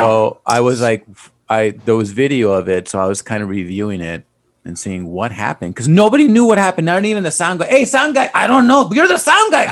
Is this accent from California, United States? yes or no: yes; South Gate, California, United States; also born or lived in San Fernando Valley, California; I grew up in Southgate